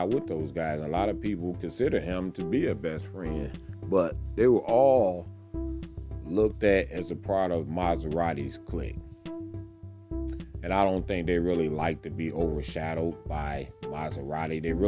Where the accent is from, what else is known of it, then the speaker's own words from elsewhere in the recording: Detroit, Michigan, United States; I grew up right there on Crane and Grasher.